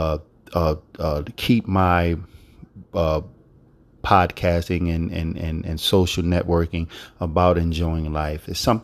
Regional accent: Philadelphia, Pennsylvania, United States; Philadelphia, my hometown where I was born and raised

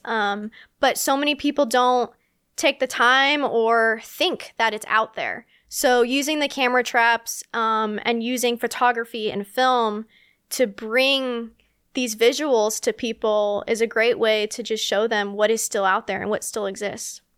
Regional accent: Indian River Lagoon, east coast of Florida, United States; I grew up near the Indian River Lagoon on the east coast of Florida

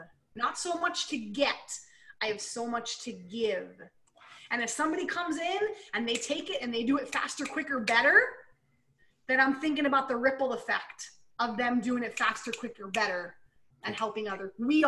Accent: Pennsylvania, United States; now in Canada; I moved from Pennsylvania, Eric's from Canada, right? So I'm now here in Canada.

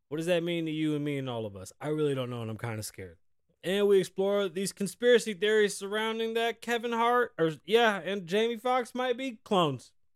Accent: Puerto Rico; moved away; I'm further and further apart from my island and from where I'm from.

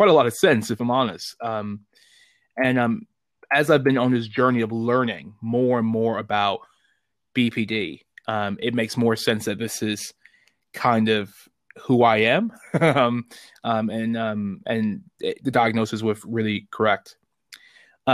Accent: Chicago, Illinois, United States; moved away as an adult; also born or lived in North East England; now in United Kingdom; I'm originally from Chicago, Illinois, but I live in the great country of the United Kingdom for the last 8 years

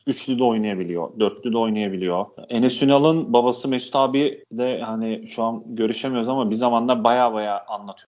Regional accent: Turkey; bir Türk olarak

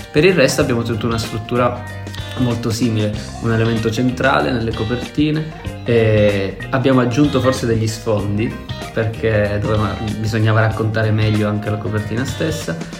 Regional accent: Calabria, Italy; sul Mar Tirreno in Calabria, nel mio paesino

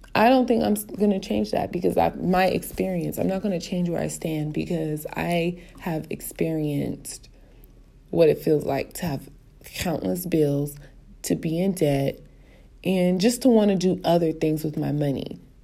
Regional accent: Los Angeles, California, United States; I'm still from South Central

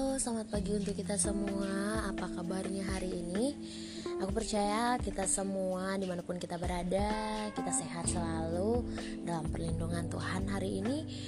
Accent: Kupang, East Nusa Tenggara, Indonesia; now in Jakarta, Indonesia; Aku dari Kupang NTT sekarang stay di Jakarta

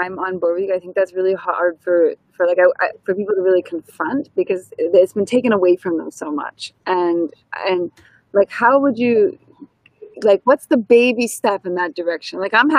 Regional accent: United States; accent: American; moved away; my American accent, I think, is exciting for people not from here.

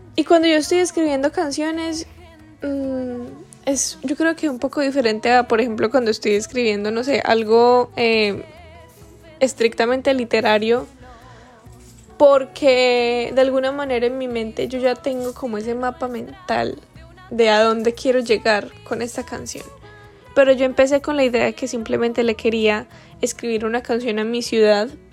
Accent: Pereira, Risaralda, Colombia; yo soy pereirana de nacimiento y muy orgullosa de estarlo

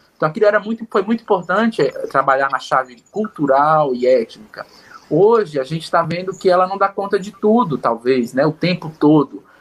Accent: Northeast Region, Brazil; moved away; por vir do Nordeste

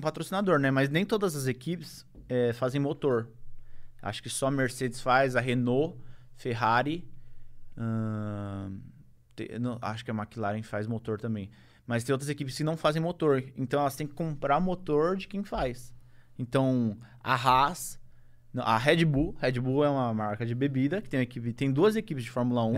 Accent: Brazil; como brasileiro

